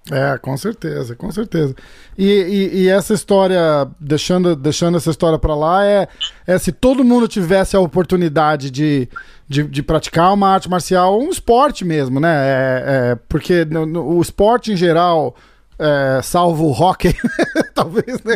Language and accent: Portuguese; Brazil; also born or lived in Massachusetts; now in New York, United States; eu sou brasileiro